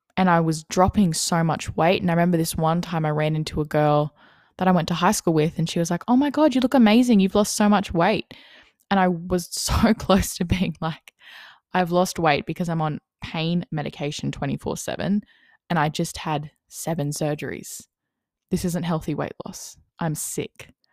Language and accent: English; Wollongong, New South Wales, Australia; I'm twenty-one years old and I'm from Wollongong, New South Wales